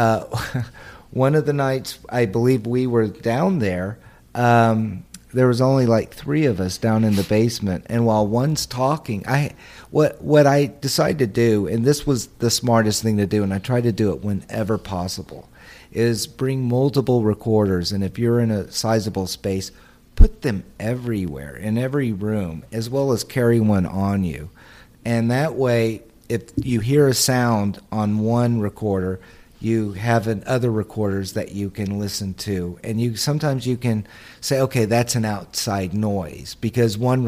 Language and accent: English; Texas, United States; I'm from Texas